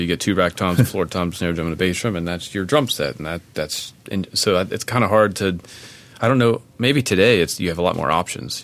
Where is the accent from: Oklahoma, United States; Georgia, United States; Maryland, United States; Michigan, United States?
Maryland, United States; my home state of Maryland